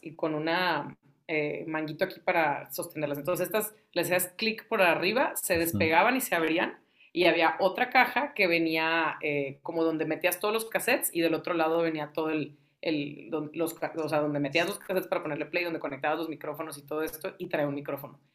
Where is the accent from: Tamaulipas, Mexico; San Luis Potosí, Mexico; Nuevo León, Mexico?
Tamaulipas, Mexico; Ciudad Victoria; now in Monterrey, Mexico; nosotros somos de Ciudad Victoria. Yo nací aquí en Monterrey, pero crecí en, Tamaulipas.